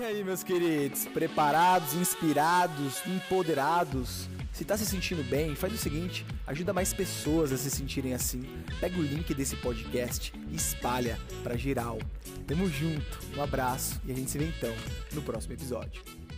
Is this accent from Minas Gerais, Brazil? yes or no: no; São Paulo, Brazil; vim da periferia de São Paulo